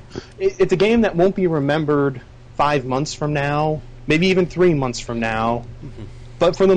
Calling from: Albany, New York, United States; from Albany, New York.

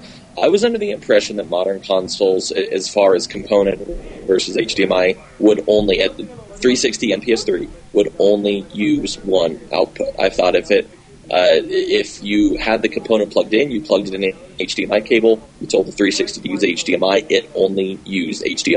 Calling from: Colorado, United States; calling from Glenn gave me an excuse to call in Colorado.

